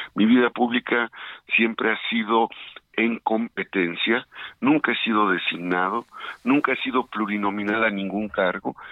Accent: Izúcar de Matamoros, Puebla, Mexico; Yo amo a Puebla, soy un poblano que eh, nació en Izúcar de Matamoros, la Mixteca, una zona expulsora

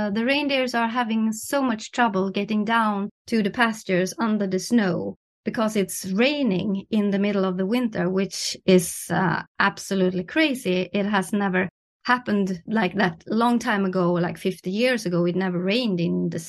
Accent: Norrland, Sweden; in my hometown

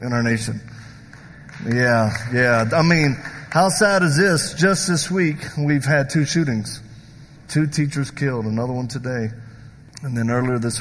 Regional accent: the South, United States; I'm from the South

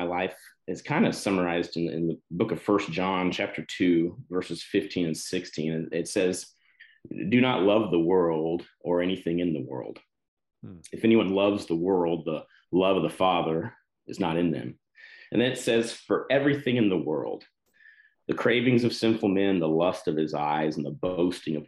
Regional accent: Texas, United States; moved away as an adult; also born or lived in Colorado; I grew up in Texas

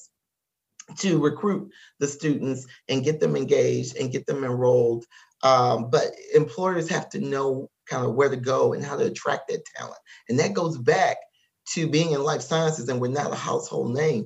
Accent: Lafayette, Louisiana, United States; I was born in Lafayette, Louisiana.

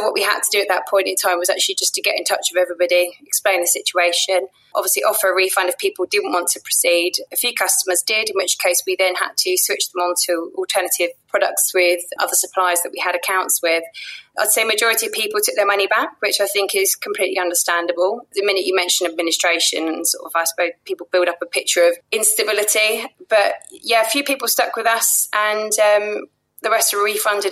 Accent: London, United Kingdom; I grew up in Penge

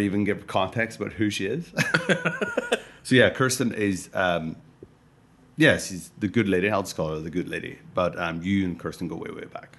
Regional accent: Ireland; I'm Irish

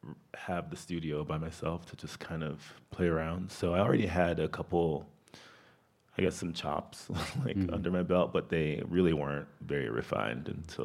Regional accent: Miami, Florida, United States; Yeah, I am originally from Miami, Florida.

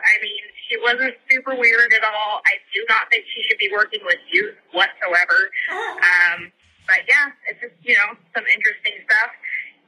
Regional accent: Chico, California, United States; also born or lived in Paradise, California; now in Oregon, United States; I actually grew up in Chico, California

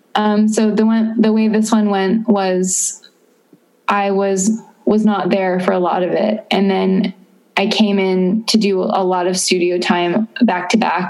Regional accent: Florida, United States; moved away as an adult; also born or lived in Austin, Texas; I am from Florida

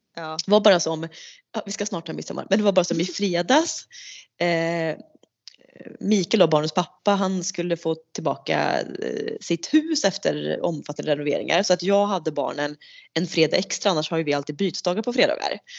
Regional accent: Sweden; vi ska vara lite så typiskt svenskar

